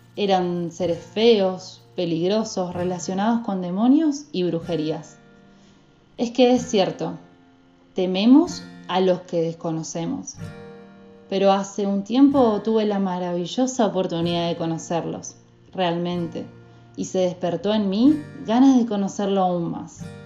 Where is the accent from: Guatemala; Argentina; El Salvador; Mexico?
Argentina; Corrientes; Nuestra querida tierra correntina